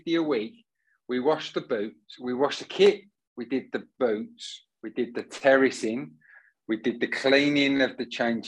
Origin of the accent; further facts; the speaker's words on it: Southend-on-Sea, East of England, United Kingdom; I'm a Southend boy. I grew up down there